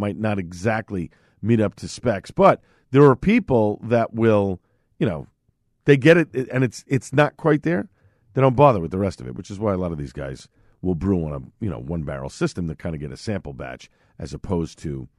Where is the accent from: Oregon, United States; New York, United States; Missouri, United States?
New York, United States; Staten Island; accent: Staten Island; And at times, my accent from where I was born and raised in Staten Island does drop in.